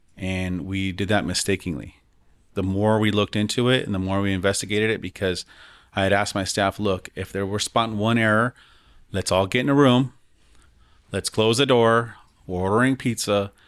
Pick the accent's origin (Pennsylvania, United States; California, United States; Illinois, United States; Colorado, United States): Colorado, United States; Denver; growing up in the West Side